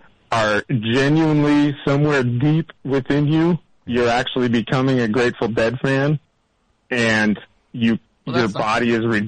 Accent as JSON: {"language": "English", "town": "Rockford", "region": "Illinois", "country": "United States", "moved": "yes", "lives_now": "Minneapolis, United States", "said": "I'm from Rockford originally, but I've been up in Minneapolis for 20 years."}